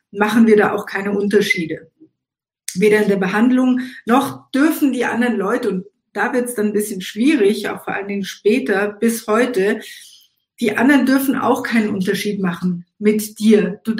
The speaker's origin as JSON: {"language": "German", "town": "Eilat", "region": "Southern District", "country": "Israel", "tie": "born there", "said": "bin in Elat geboren in Israel, bin als äh, Tochter einer ähm, marokkanstämmigen äh, Israelin, äh, also Jüdin auch, und eines deutschstämmigen jüdischen Vaters geboren."}